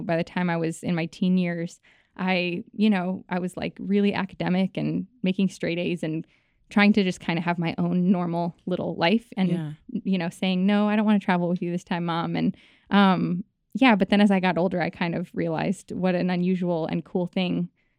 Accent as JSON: {"language": "English", "region": "New York", "country": "United States", "tie": "born or raised there", "also_born_or_lived": "Los Angeles", "said": "So I was born in Los Angeles. She got the call that she was going to be on Saturday Night Live. Mm-hmm. We flew to New York, lived in New York, and I grew up there"}